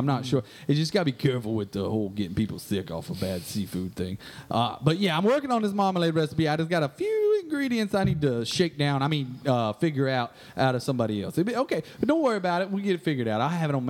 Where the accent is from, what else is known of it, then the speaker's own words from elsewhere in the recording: the South, United States; accent: American, maybe a little Southern American; So my accent is really, I refer to it as American, maybe a little Southern American, but American mostly.